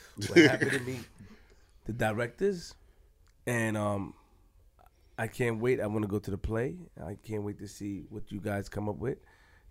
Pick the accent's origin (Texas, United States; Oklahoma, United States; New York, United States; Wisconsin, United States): New York, United States; No. I'm from Linden and Farmers.